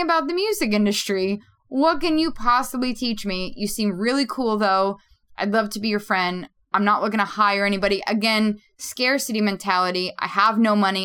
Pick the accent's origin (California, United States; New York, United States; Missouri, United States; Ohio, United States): New York, United States; New York City; I grew up in Queens, New York